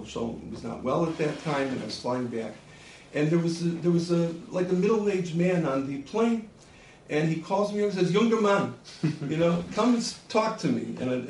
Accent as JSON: {"language": "English", "town": "Milwaukee", "region": "Wisconsin", "country": "United States", "tie": "born or raised there", "moved": "yes", "said": "And I grew up in Milwaukee, Wisconsin."}